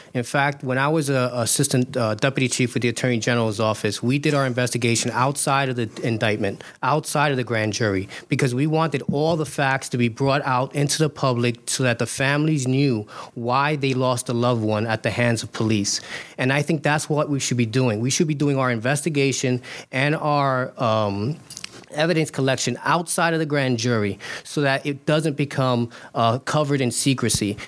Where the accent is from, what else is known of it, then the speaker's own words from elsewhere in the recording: New York City, New York, United States; also born or lived in Queens Village, Queens; I live in Queens Village with my wife and my children, but I grew up in East New York, Brooklyn